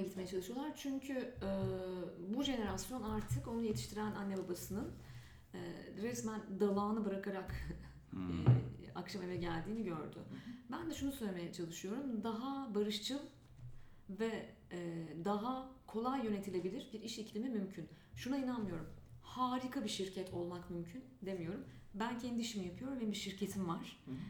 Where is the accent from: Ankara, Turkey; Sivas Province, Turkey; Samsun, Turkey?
Ankara, Turkey; moved away as an adult; now in Istanbul, Turkey; Evet Ankara'da doğdum büyüdüm. Çocukluğum gençliğim Ankara'da geçti şekillendi ve hala acayip Ankaralı olduğumu düşünüyorum